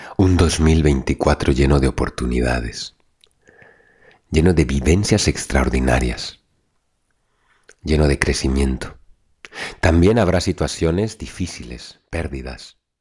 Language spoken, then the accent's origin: Spanish; Mexico; moved away; Poder reencontrarme con mi México querido en este 2024 y volver a mis tradiciones, a mis raíces que noto rotas en cierta manera después de tantos años de no viajar a mi casa, a mi tierra, a mis raíces